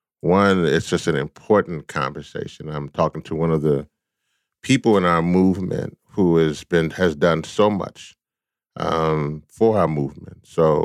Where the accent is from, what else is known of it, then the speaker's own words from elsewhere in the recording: Louisiana, United States; I come from the Gulf South here in America. I was born in Louisiana, and so my home state